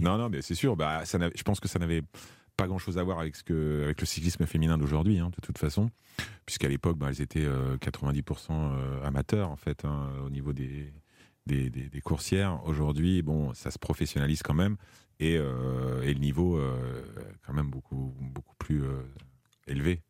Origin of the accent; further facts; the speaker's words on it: France; en tant que Français